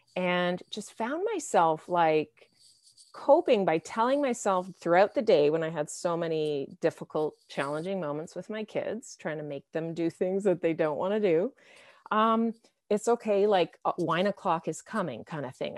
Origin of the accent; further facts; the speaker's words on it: Canada; I'm from Canada